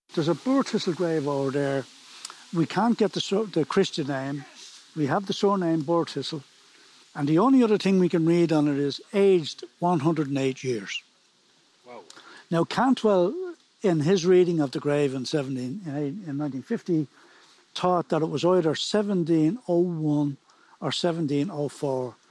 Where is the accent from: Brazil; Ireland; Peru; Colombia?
Ireland; Dublin, Leinster; moved away as an adult; now in Preban, Ireland; I was born and raised in Dublin